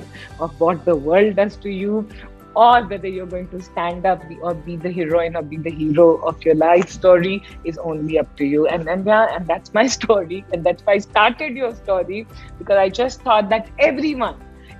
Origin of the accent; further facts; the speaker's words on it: Patna, Bihar, India; I come from Bihar, I come from Patna